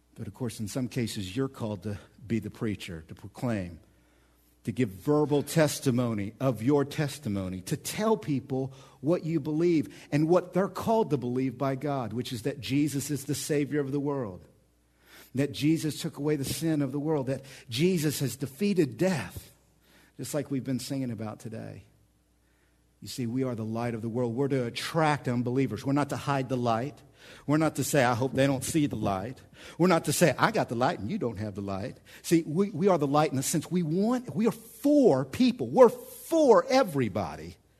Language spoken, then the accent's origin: English; Oklahoma, United States; moved away as an adult; now in central Illinois, United States; I'm from Oklahoma